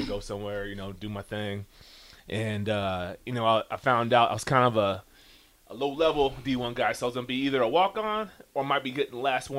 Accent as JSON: {"language": "English", "town": "Lincoln", "region": "Nebraska", "country": "United States", "tie": "born or raised there", "said": "I grew up in Lincoln, Nebraska. I'm a Lincoln kid through and through."}